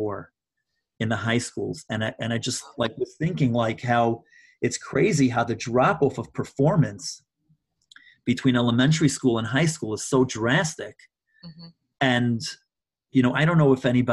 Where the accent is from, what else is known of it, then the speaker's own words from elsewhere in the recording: New York, United States; I'm from New York